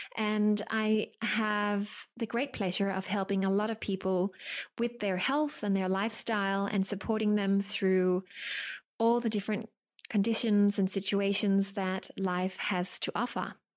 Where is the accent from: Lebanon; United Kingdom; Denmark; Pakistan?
Denmark; now in Sydney, Australia; I'm originally from Denmark. I live in Sydney